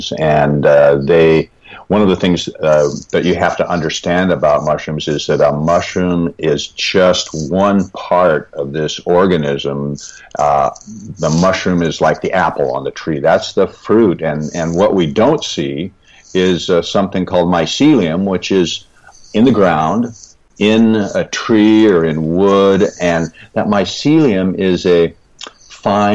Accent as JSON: {"language": "English", "town": "Seattle", "region": "Washington", "country": "United States", "tie": "born or raised there", "said": "I was born and raised in the Pacific Northwest in the Seattle area."}